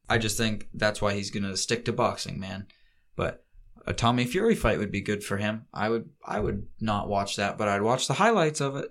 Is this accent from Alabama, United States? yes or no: no; Ohio, United States; we're from Ohio